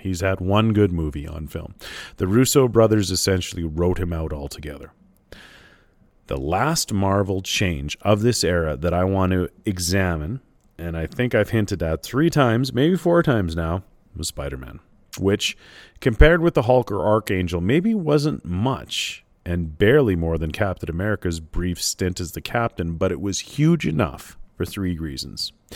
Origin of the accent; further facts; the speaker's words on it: Canada; as a Canadian reader